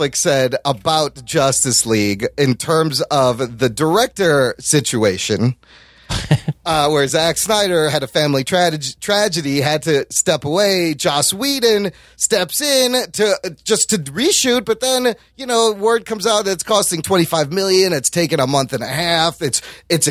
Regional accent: Pakistan; I'm a Pakistani that looks white

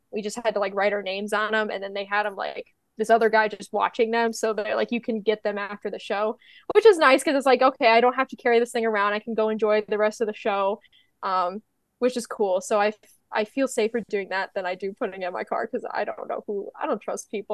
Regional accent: Midwest, United States; I'm from the Midwest.

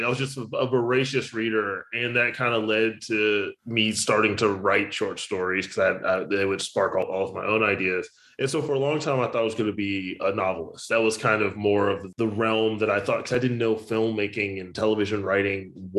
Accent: Richmond, Virginia, United States; moved away as an adult; also born or lived in Blacksburg, Virginia; now in Los Angeles, United States; I was born in Blacksburg, but then I moved to the Richmond area when I was like 2. So basically raised in Richmond

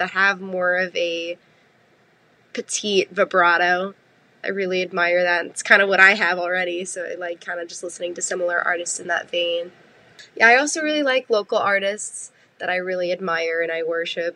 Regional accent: Long Island, New York, United States; moved away as an adult; now in Albany, United States; I am from Long Island, New York, but I'm currently living in Albany, New York, because that's where I went to school

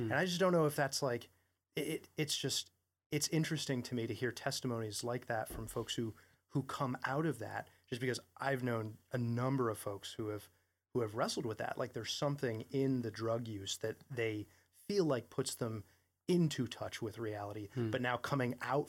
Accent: Vermont, United States; I grew up in Vermont and I mean, I just know a lot of people in Vermont who wrestled with drug addiction.

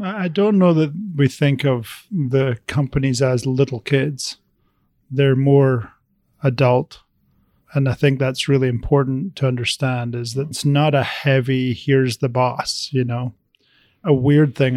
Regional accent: Scotland, United Kingdom; moved away; I was born in Scotland

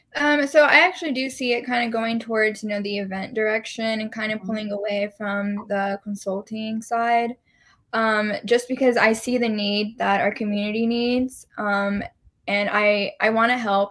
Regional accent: Dallas, Texas, United States; also born or lived in San Marcos / Lubbock; I was born and raised in Dallas

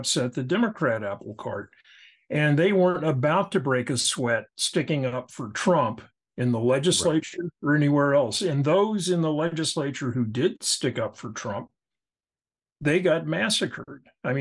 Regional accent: Atlanta, Georgia, United States; I was born and raised in Atlanta

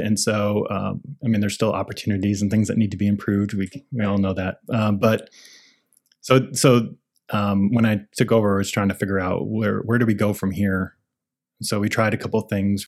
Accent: Iowa, United States; moved away as an adult; now in Portland, United States; I grew up in Iowa, so I got a job nearby

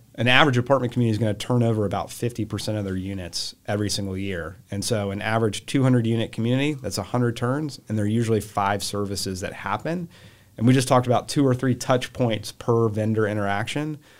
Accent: Charlotte, North Carolina, United States; So, um, I grew up here in Charlotte

